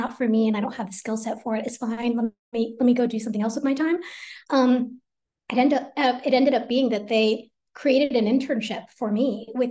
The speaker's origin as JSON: {"language": "English", "town": "Teaneck", "region": "New Jersey", "country": "United States", "tie": "born or raised there", "said": "I was born in Teaneck, New Jersey"}